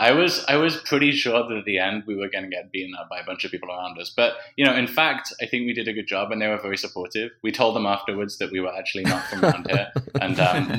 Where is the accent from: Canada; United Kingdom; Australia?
United Kingdom; we're British.